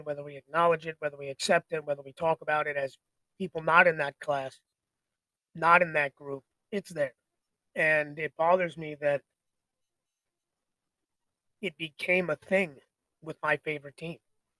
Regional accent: Arizona, United States; born there; I was born in Arizona. I kind of like the Cardinals, I suppose.

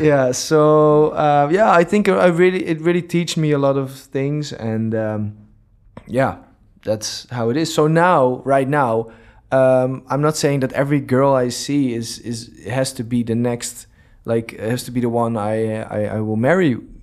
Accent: Amsterdam, North Holland, Netherlands; moved away as an adult; now in Dubai, United Arab Emirates; I'm from Amsterdam. We both lived in Amsterdam before.

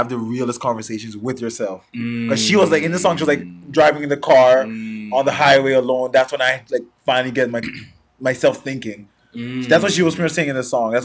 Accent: Canada; being Canadian

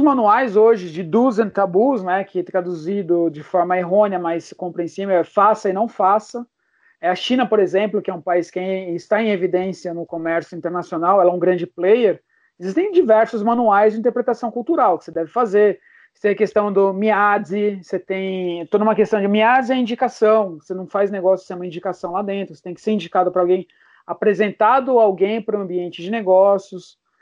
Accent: Brazil

